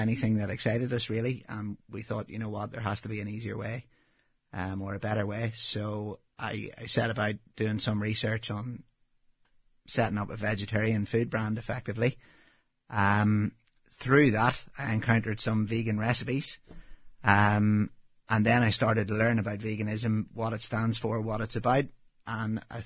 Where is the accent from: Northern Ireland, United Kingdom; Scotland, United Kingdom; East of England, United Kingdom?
Northern Ireland, United Kingdom; moved away as an adult; also born or lived in New Zealand; as you can tell from my accent, obviously I grew up in Northern Ireland